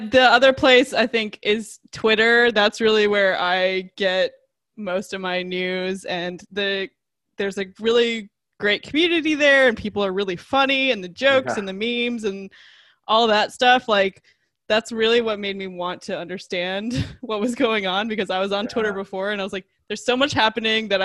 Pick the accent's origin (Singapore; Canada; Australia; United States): Canada; I'm Canadian